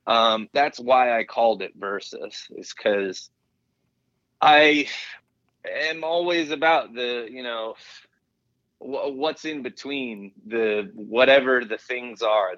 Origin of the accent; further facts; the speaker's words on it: Pennsylvania, United States; born there; You know, I was born in Pennsylvania